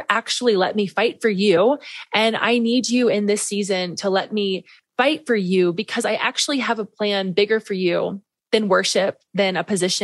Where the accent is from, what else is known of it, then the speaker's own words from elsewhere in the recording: Midwest, United States; I grew up in the Midwest, Pentecostal preacher's kid my whole life